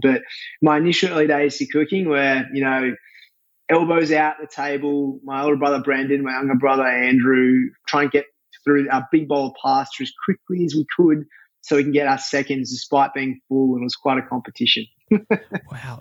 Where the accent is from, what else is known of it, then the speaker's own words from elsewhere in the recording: Australia; moved away as an adult; now in New York, United States; as an Aussie